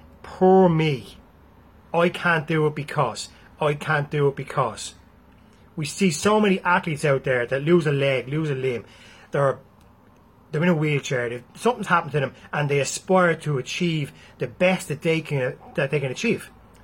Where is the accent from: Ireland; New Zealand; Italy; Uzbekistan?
Ireland; Galway, Connacht; You're from Dublin. That's it. I'm from Galway.